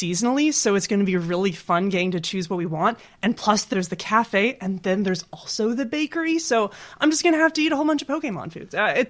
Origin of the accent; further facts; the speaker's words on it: Canada; I'm not biased at all as a Canadian.